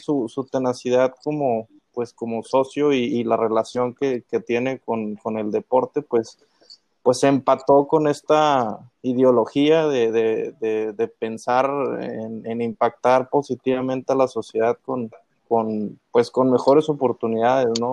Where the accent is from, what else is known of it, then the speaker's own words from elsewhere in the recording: Saltillo, Coahuila, Mexico; donde soy yo, de Saltillo